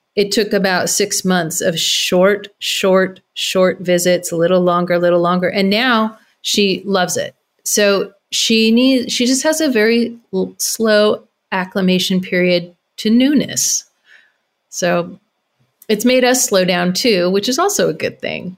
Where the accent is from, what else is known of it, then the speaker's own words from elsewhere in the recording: Carmel Valley, California, United States; moved away; moving, um, to Carmel Valley, my hometown